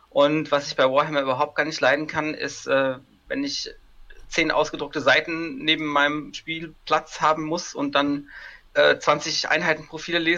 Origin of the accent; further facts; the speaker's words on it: Kaiserslautern, Rhineland-Palatinate, Germany; Ähm, ich komme aus Kaiserslautern, bin 32 Jahre alt